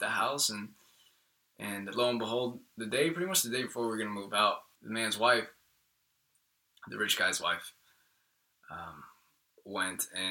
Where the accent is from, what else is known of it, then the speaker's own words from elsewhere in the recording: Jacksonville, Florida, United States; English is a second language; also born or lived in Colombia; I learned English and grew up in Jacksonville, Florida